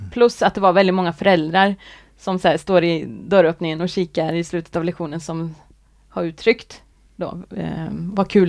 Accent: Värmland, Sweden; also born or lived in Gothenburg; now in Kungälv, Sweden; Jag är från Värmland.

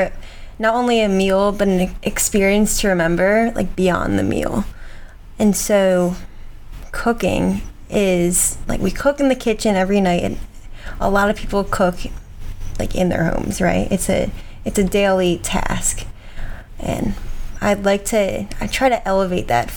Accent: outside of Philadelphia, Pennsylvania, United States; moved away as an adult; now in Charleston, United States; I grew up outside of Philadelphia

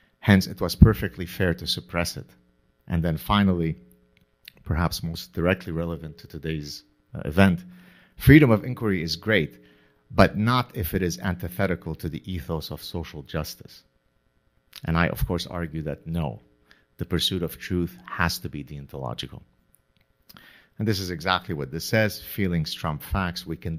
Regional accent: Canada; I'm Canadian, so I can say this without being accused of being a right-wing, insurrectionist.

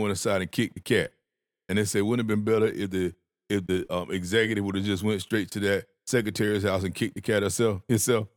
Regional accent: the South, United States; I had manners 'cause I was from the South. I grew up with manners

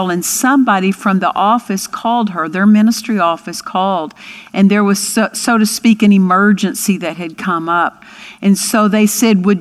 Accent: Altus, Oklahoma, United States; I grew up in Altus, Oklahoma, and had a wonderful home life there

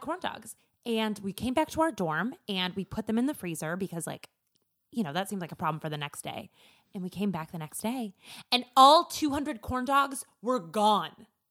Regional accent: rural Minnesota, United States; I am from rural Minnesota. I am from my mallest town

